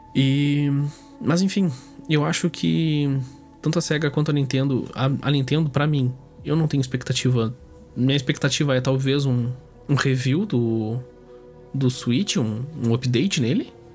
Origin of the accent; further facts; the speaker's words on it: Brazil; eu sou brasileiro